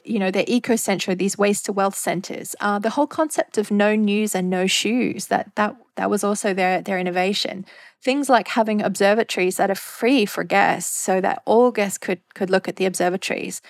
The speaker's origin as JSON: {"language": "English", "country": "Australia", "tie": "born or raised there", "moved": "as an adult", "lives_now": "Maldives", "said": "I went to work for a newspaper in Australia, in my hometown"}